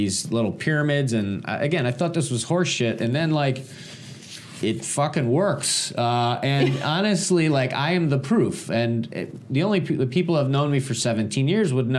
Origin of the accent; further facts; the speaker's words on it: Michigan, United States; moved away; I'm originally from Michigan.